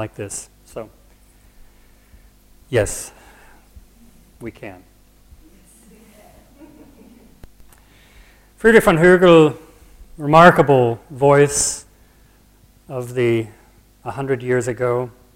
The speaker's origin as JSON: {"language": "English", "country": "United States", "said": "I'm an American and not a Brit"}